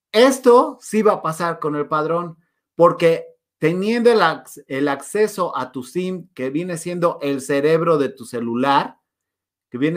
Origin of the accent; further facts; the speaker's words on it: Guanajuato, Mexico; now in Mexico City, Mexico; Mm, de Guanajuato, pero vivo en Ciudad de México, pero viví en el corredor industrial, o sea, eh, he, sido bastante nómada.